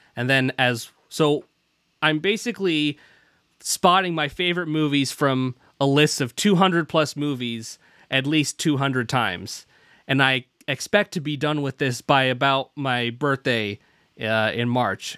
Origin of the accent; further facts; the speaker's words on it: Pacific Northwest, United States; also born or lived in United Kingdom; I was, I was born there and then immediately flew, uh, to the Pacific Northwest, where I learned to talk like this